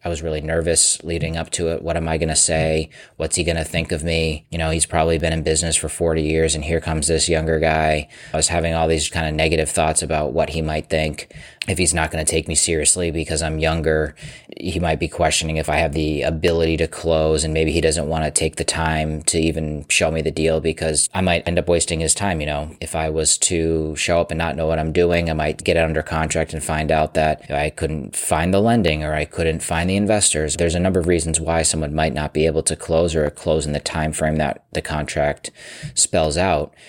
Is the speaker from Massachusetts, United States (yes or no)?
yes; Massachusetts, United States; my home state of Massachusetts